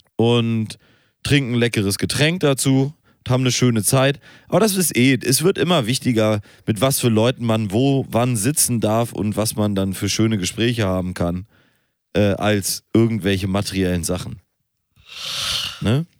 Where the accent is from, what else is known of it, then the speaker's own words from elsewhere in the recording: Hamburg, Germany; bei uns in Hamburg